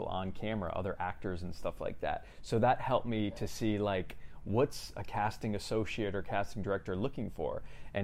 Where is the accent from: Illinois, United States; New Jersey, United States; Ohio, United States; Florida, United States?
Florida, United States; Lighthouse Point; now in California, United States; I'm from South Florida. Grew up there, born and raised in a town called Lighthouse Point.